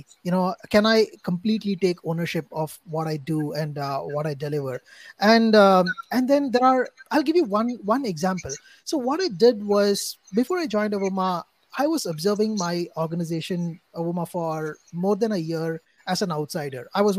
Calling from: India; say right now I'm talking from India. It's like 12 in the night.

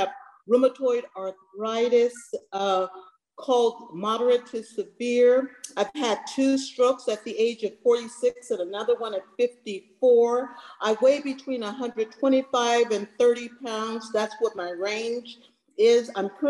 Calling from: San Francisco, California, United States; I am calling from San Francisco.

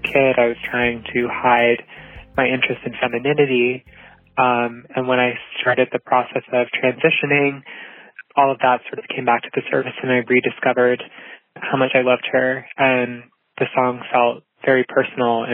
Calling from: Davis, California, United States; I'm calling from Davis, California

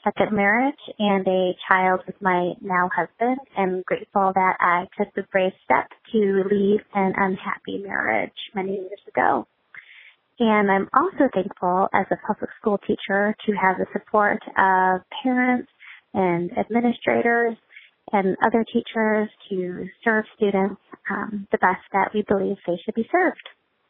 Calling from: Evanston, Illinois, United States; Hi, this is … calling from Evanston, Illinois

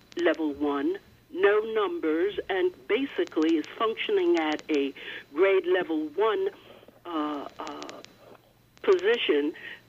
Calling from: Long Island, New York, United States; I'm calling from Long Island, and specifically I'm calling on the Uniondale Free School District.

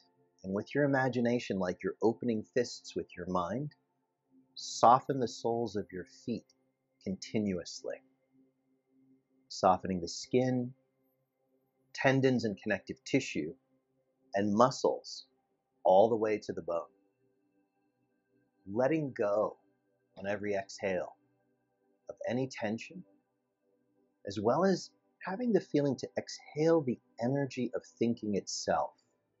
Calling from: West Hollywood, California, United States; It's Los Angeles, specifically West Hollywood, California.

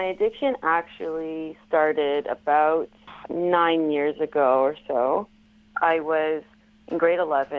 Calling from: Ontario, Canada

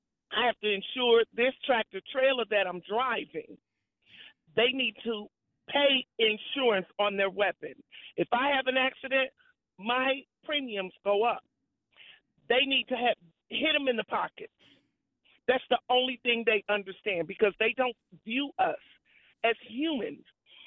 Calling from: Missouri, United States; Missouri. I'm from Missouri.

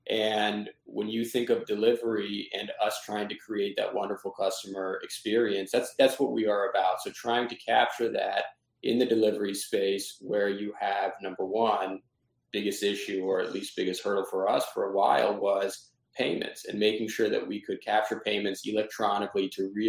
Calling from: Boston, Massachusetts, United States; I am in Boston, Massachusetts, but we'll be back in Big Apple tomorrow.

